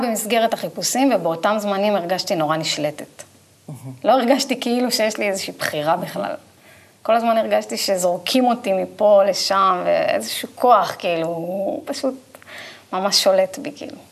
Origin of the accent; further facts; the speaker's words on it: Israel; כי באתי מקיבוץ, גדלתי בקיבוץ